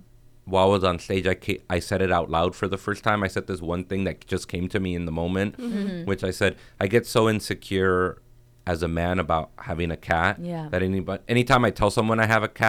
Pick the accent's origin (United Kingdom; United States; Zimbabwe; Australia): United States; Inglewood, California; also born or lived in South Central, Los Angeles; I grew up in Inglewood